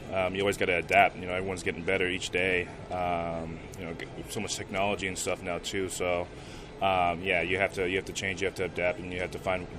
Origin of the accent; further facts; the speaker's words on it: Southern California, United States; Growing up in Southern California, not too far from L.A.